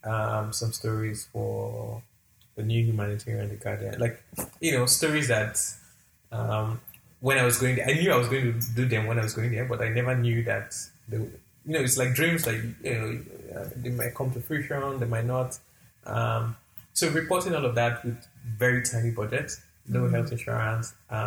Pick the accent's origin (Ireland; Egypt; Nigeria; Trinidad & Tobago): Nigeria; southern Nigeria; I'm a Christian, I'm a Southerner, can't speak the language.